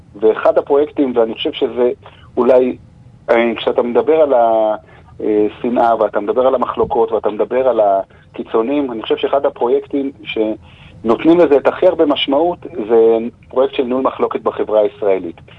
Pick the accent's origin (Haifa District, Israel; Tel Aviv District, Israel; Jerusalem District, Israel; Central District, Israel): Jerusalem District, Israel; Jerusalem; בעיר ירושלים שאנחנו חיים בה, אנחנו מירושלים